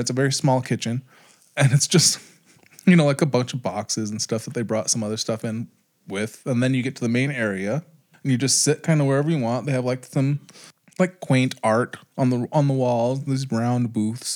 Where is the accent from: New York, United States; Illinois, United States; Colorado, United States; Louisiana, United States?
Colorado, United States; Pueblo; growing up in Pueblo